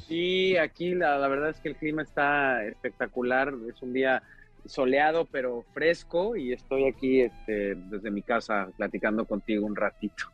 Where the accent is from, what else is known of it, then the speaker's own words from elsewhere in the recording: Mexico; moved away as an adult; now in Hollywood, United States; me enorgullece mucho justamente venir de donde vengo y que la escuela que tengo y las bases que tengo es, están eh, en México